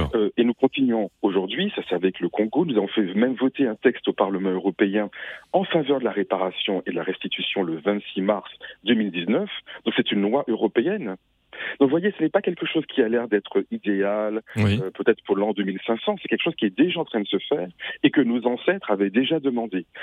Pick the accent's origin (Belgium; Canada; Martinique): Martinique; moi je suis martiniquais